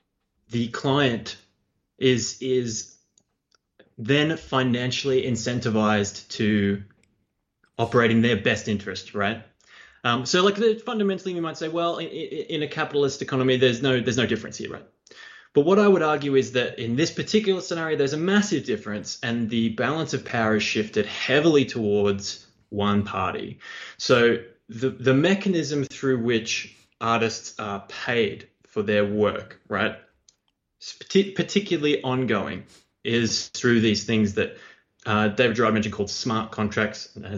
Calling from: Australia; It's … from Australia.

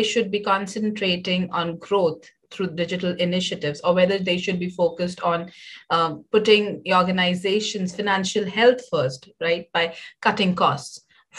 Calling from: Hyderabad, Telangana, India; I'm joining in from Hyderabad, India.

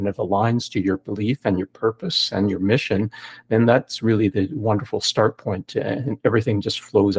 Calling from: Toronto, Ontario, Canada; Toronto, Canada.

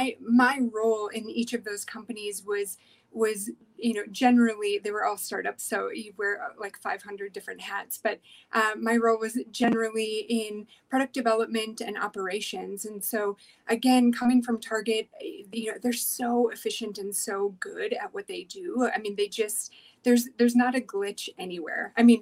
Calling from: Denver, Colorado, United States; Yeah, so I'm here from Denver, Colorado.

